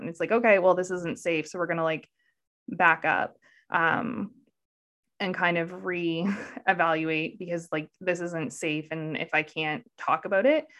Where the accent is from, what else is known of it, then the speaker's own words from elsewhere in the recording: Canada; I'm Canadian